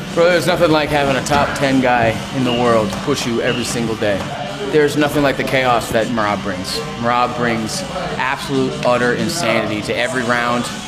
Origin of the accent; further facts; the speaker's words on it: Georgia; English is a second language; moved away; I grew up in Georgia.